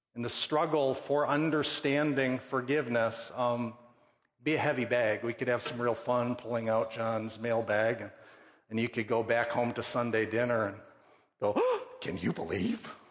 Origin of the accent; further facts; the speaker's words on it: Midwest, United States; I grew up born in the Midwest, middle class, moral upbringing